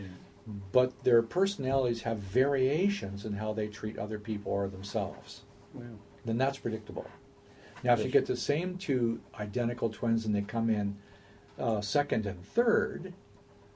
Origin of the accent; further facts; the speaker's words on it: United States; I'm an American